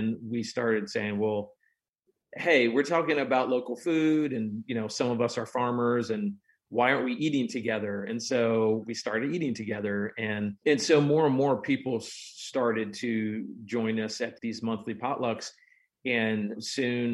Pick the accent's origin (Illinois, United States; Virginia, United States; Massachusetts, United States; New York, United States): Virginia, United States; Prince William County; moved away as an adult; also born or lived in Fauquier County, Virginia; now in Bedford, United States; I grew up in Prince William County